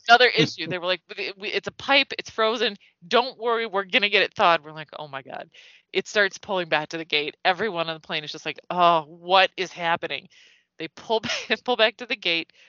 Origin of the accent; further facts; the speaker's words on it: United States; Being an American